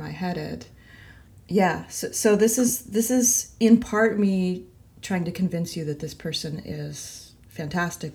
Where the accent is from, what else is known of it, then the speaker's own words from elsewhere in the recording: the South, United States; I was raised in the South